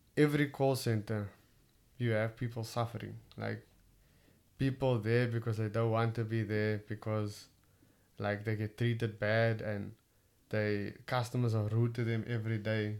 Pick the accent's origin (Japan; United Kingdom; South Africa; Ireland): South Africa; Cape Town, Western Cape; accent: Cape Town; my Cape Town accent